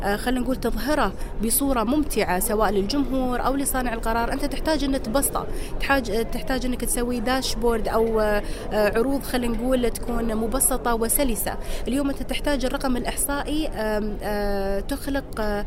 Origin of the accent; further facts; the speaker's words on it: United Arab Emirates; فإحنا عشنا على هذا النمط وتربينا عليه ولله الحمد في دولة الإمارات